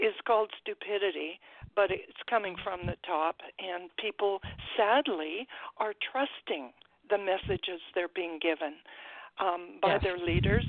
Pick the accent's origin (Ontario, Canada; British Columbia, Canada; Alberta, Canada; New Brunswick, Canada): British Columbia, Canada; I am a Canadian. I live about 10 minutes from the U.S. border to Washington State.